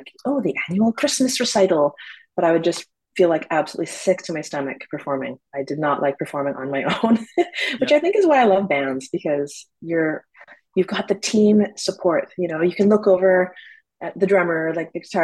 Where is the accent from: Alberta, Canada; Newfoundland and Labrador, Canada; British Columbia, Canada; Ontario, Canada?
British Columbia, Canada; Burnaby; also born or lived in Victoria, British Columbia; now in Vancouver, Canada; I grew up in Burnaby, actually.